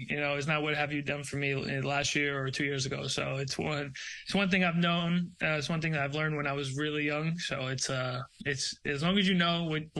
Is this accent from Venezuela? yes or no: no; Brazil; born there; Because I was born in Brazil. I watched the Brazilian leagues.